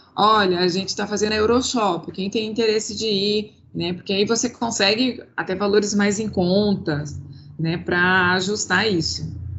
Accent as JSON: {"language": "Portuguese", "town": "Cuiabá", "region": "Mato Grosso", "country": "Brazil", "said": "eu sou cuiabana, eu moro em Cuiabá"}